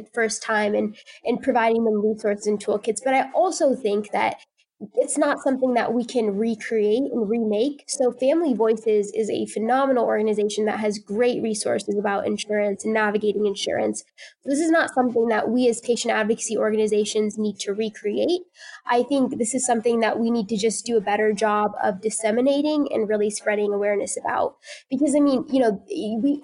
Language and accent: English; Indiana, United States; my home state of Indiana